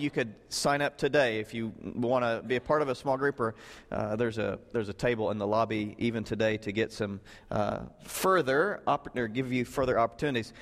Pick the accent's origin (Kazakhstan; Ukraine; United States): United States; Southern Illinois; I grew up in Southern Illinois